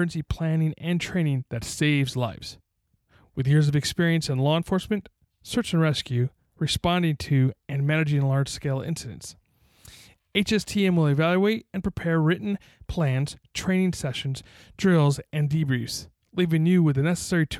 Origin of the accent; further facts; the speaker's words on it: New York, United States; now in California, United States; growing up in New York, in high school